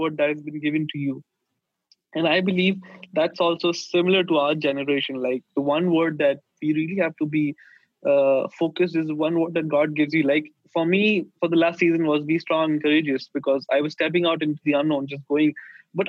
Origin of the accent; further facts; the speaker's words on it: India; moved away as an adult; also born or lived in Sweden; since we are from India, like, hospitality is our culture